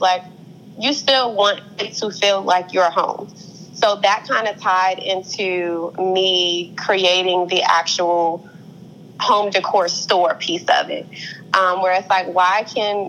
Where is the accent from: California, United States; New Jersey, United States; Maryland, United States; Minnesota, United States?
Maryland, United States; Upper Marlboro; I'm from Upper Marlboro, Maryland